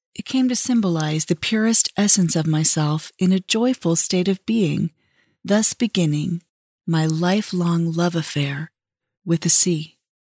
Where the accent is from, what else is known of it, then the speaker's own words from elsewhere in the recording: Southern California, United States; I grew up in Southern California